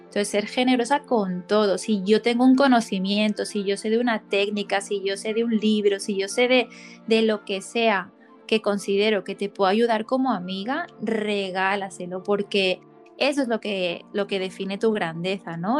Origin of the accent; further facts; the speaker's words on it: Barcelona, Catalonia, Spain; moved away; also born or lived in United States; de vuelta aquí en mi tierra natal